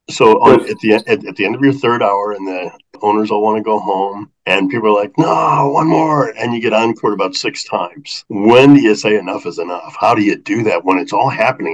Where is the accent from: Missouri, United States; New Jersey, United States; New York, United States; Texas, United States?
Missouri, United States; St. Louis; growing up in St. Louis, the blues just such a strong influence in my life.